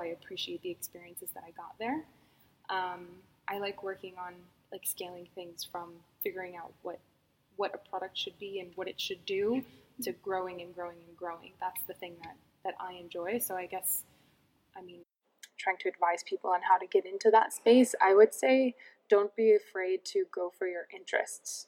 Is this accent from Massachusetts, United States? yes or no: no; New York, United States; moved away as an adult; also born or lived in Boston / Dallas / San Francisco / Brazil; now in Barcelona, Spain; I am originally from New York